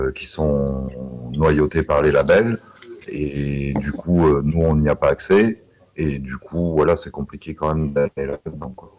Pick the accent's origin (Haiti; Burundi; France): France; Saint-Étienne, Auvergne-Rhône-Alpes; je suis de Saint-Étienne